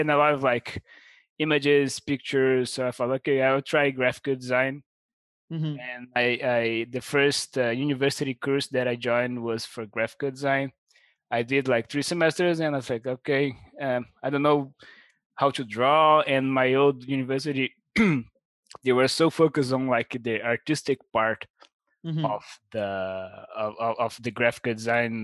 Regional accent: Brazil; I'm from Brazil.

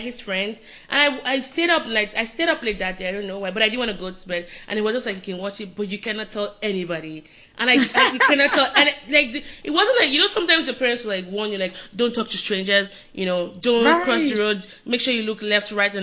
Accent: Nigeria; moved away; I'm Nigerian

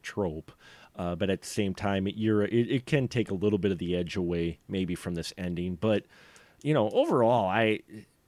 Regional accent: Wisconsin, United States; I'm from Wisconsin

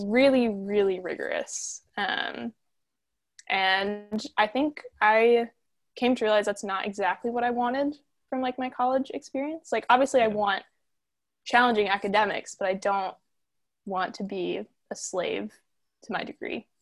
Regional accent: Lake Placid, Florida, United States; I'm from Lake Placid, Florida, um, which is like if you threw a dart at like the nothingness that is Central Florida

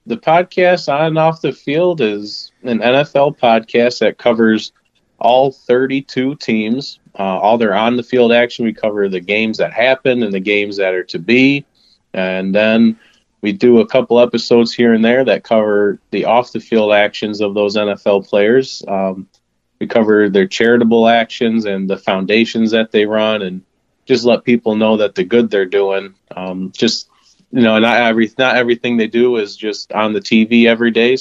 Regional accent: Pulaski, New York, United States; now in Rochester, United States; I'm originally from Pulaski, New York. Shout out to my small hometown of Pulaski

